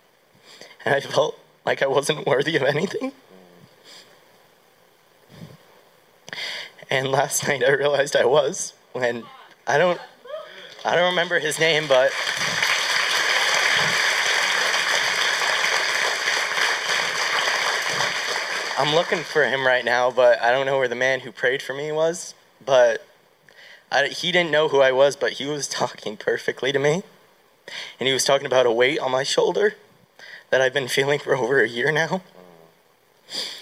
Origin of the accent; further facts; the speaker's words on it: Pittsburgh, Pennsylvania, United States; I'm from Pittsburgh.